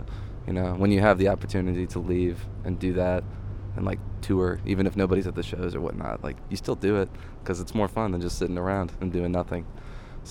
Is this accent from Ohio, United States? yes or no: yes; Cleveland, Ohio, United States; where I grew up in Cleveland